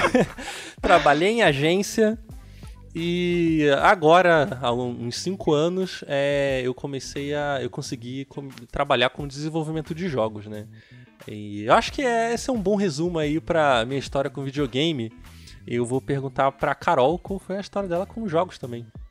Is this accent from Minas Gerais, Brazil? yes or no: no; Nilópolis, Rio de Janeiro, Brazil; eu sou do Rio de Janeiro, né? Então eu morei, eu morava em Nilópolis